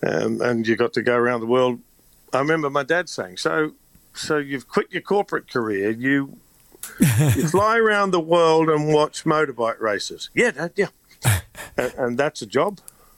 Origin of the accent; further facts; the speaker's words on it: Australia; moved away; Being Australian